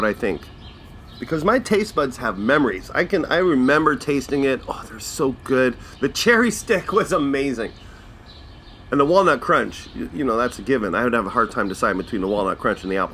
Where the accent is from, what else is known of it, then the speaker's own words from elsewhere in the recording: Manitoba, Canada; I'm from Manitoba